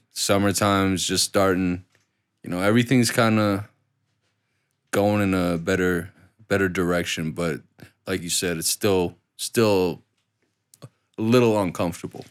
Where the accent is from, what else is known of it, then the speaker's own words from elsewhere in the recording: Duluth, Minnesota, United States; my hometown of Duluth